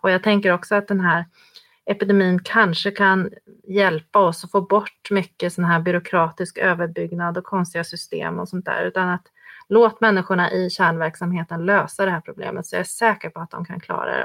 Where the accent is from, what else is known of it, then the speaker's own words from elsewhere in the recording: Sweden; som svensk